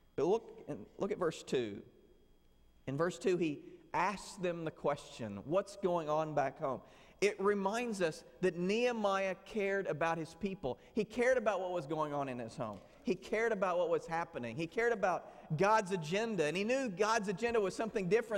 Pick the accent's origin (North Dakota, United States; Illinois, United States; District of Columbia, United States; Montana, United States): Illinois, United States; Southern; moved away; Where I grew up in Southern Illinois, we had a small church